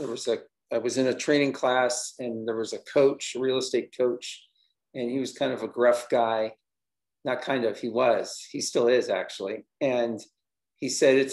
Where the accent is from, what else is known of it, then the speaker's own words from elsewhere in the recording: Los Angeles, California, United States; also born or lived in New York City; now in Denver, United States; I currently reside in Denver, Colorado, although I'm originally from Los Angeles